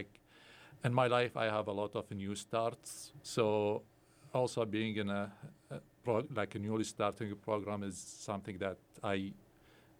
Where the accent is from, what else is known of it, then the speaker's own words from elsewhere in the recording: Baghdad, Baghdad Governorate, Iraq; also born or lived in Erie, Pennsylvania; now in Indiana, United States; I'm originally from Baghdad, born and raised over there. Then I came to United States as a refugee